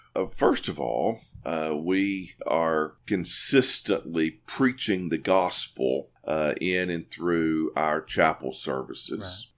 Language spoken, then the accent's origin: English; Corinth, Mississippi, United States; moved away as an adult; also born or lived in New Orleans, Louisiana; now in East Tennessee, United States; I'm from Corinth, Mississippi, uh, originally